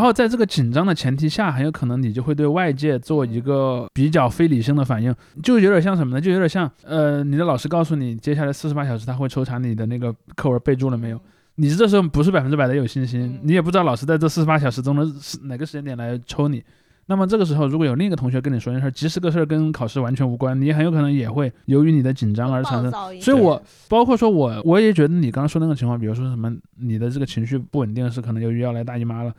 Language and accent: Chinese; China; 我们那儿在大概在九十年代左右的时候建了一，我们那儿第一座很跨嘉陵江的桥